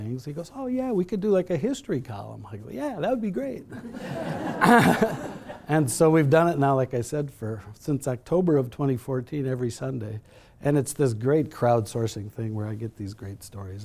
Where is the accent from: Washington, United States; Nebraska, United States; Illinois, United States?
Illinois, United States; Chicago; moved away as an adult; also born or lived in Minnesota; now in Colorado, United States; I grew up in Chicago